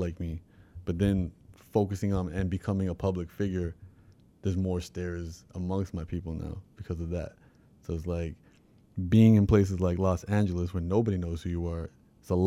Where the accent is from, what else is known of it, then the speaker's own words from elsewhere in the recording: Toronto, Ontario, Canada; when I was about 5, we moved to Rexdale